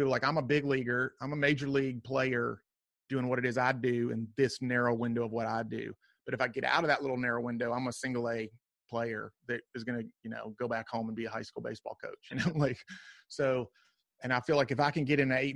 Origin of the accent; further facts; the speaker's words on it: South Carolina, United States; I'm from South Carolina